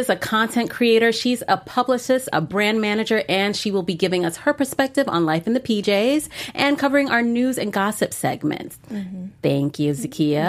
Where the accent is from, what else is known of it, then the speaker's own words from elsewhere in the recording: Florida, United States; I'm also an East Coast native and a Floridian. So mm. I was born in Florida and I was raised by a single mom